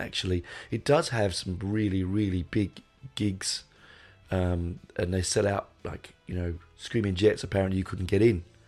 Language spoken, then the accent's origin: English; London, United Kingdom; I grew up in London, going to places like the Marquee and the Hope and Anchor